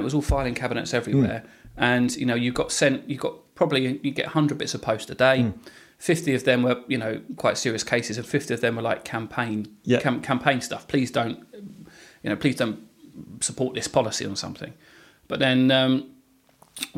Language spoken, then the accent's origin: English; Hadley, United Kingdom; I grew up in the Salvation Army at Hadley, which was a lovely place to grow up